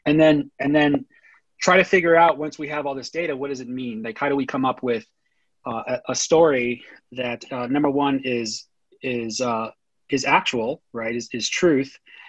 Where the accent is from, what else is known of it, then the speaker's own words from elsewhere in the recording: Los Angeles, California, United States; I was born in Los Angeles. I'm very much a product of Los Angeles. I was born there in East LA, in White Memorial Hospital in East LA. My parents grew up in Boyle Heights, which is sort of the epicenter of Latino politics in California.